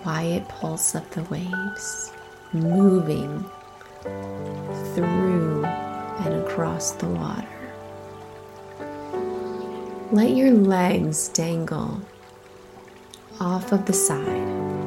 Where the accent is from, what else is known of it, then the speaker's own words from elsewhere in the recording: Midwest, United States; I grew up near lakes in the Midwest